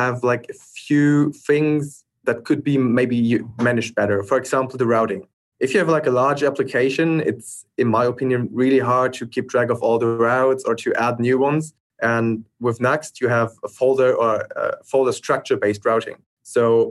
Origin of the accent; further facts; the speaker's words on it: Germany; I'm from Germany.